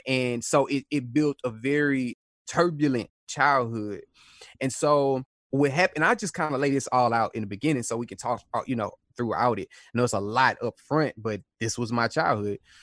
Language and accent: English; Houston, Texas, United States; So, I was born in Houston, Texas. I'm from Houston, Texas, a neighborhood called South Park.